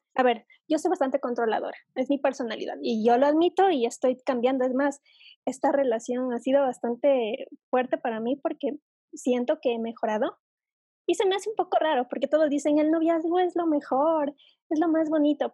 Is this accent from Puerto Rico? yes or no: no; Ecuador; aquí en Ecuador es así